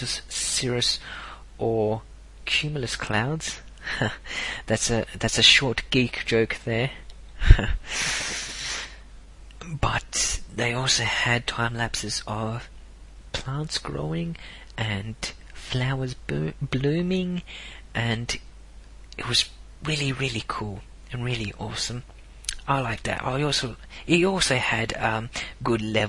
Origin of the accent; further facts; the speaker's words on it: South Australia, Australia; I was born in South Australia